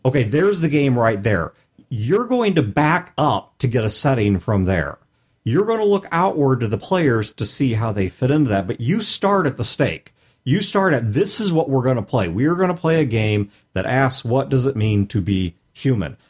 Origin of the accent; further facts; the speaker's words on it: St. Louis, Missouri, United States; I'm from Saint Louis